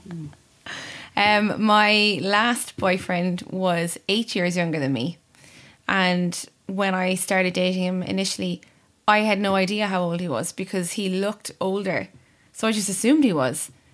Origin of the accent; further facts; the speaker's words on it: Cork, Munster, Ireland; I'm also from Cork